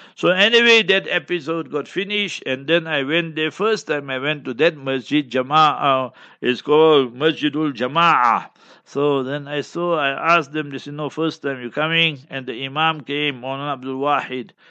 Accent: Johannesburg, Gauteng, South Africa; We come from Johannesburg and surroundings

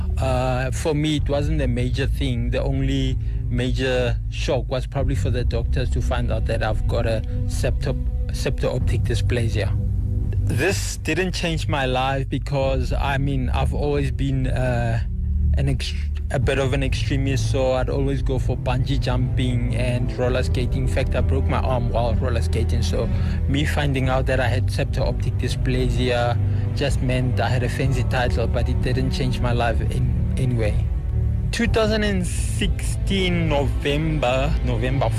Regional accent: Rustenburg, North West, South Africa; also born or lived in Soweto, South Africa; I grew up all my life in Rustenburg. I was born in 1986 in Barra Hospital in Soweto

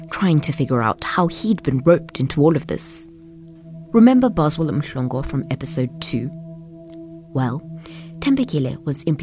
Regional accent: Pretoria, Gauteng, South Africa; I am from Pretoria.

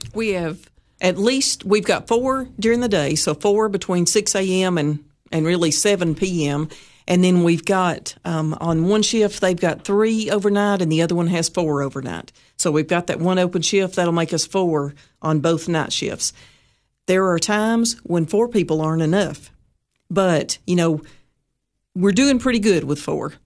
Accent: White County, Tennessee, United States; I'm actually from White County

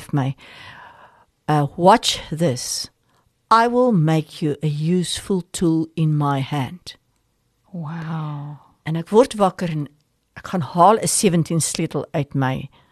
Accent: South Africa; ek is 'n Afrikaner, ons bly in Afrika

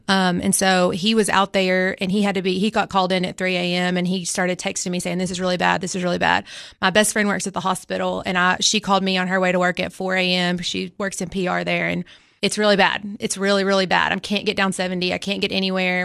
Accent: Baxter, Tennessee, United States; I'm also from Baxter originally

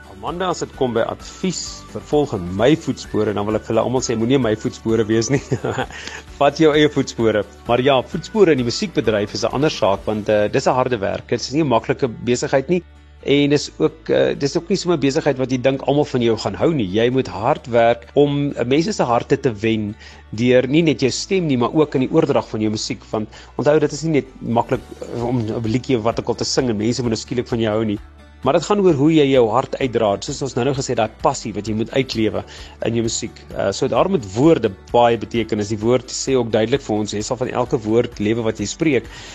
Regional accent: Bela-Bela, Limpopo, South Africa; ek het nog in Warmbad groot geword en bly lekker in die Bosveld.

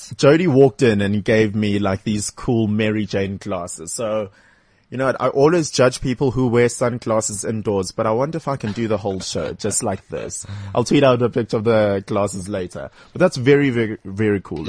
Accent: Durban, KwaZulu-Natal, South Africa; now in Johannesburg, South Africa; I come from Westville in Durban.

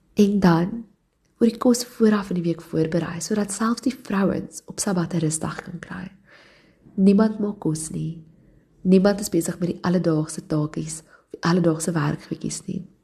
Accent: Johannesburg, Gauteng, South Africa; ek het in Johannesburg groot geword

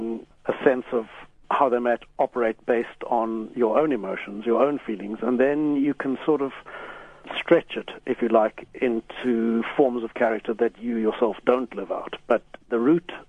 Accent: Pretoria, Gauteng, South Africa; I grew up in Pretoria with a mother who has been something of a spiritual seeker in her time

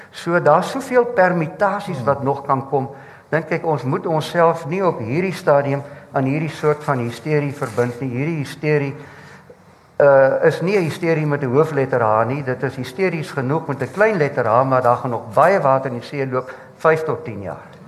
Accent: Mpumalanga, South Africa; ek kom van Mpumalanga af

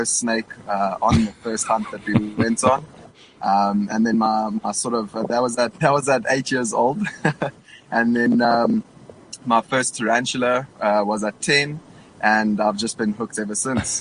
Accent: Durban, KwaZulu-Natal, South Africa; I was born in Durban

